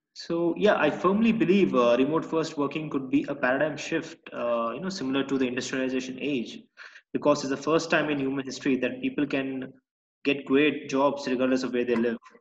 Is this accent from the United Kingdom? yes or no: no; Denmark; also born or lived in Bosnia / Barcelona, Spain; now in Santiago, Chile; I was born in Bosnia, but due to the war in the 90s, uh, I had to flee with my family, and uh, we ended up in Denmark, where I grew up